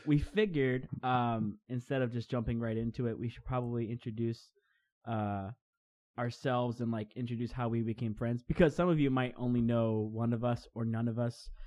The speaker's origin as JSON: {"language": "English", "town": "Crestview", "region": "Florida", "country": "United States", "tie": "born or raised there", "said": "we're both from Crestview, Florida"}